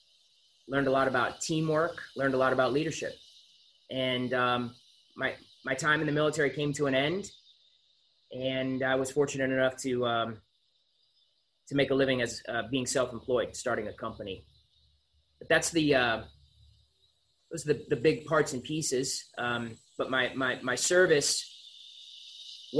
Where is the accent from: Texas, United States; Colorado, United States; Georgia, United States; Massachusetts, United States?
Massachusetts, United States; Concord; I grew up in Massachusetts. I was born in the Concord area right outside of Boston